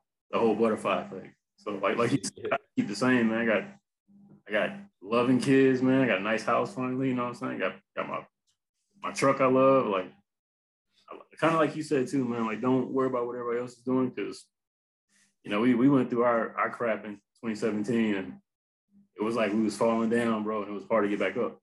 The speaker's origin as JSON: {"language": "English", "town": "Houston", "region": "Texas", "country": "United States", "tie": "born or raised there", "said": "where I grew up in Houston"}